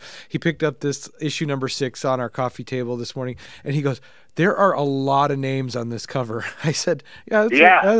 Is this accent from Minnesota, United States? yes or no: yes; Minnesota, United States; I'm from the middle of nowhere, Minnesota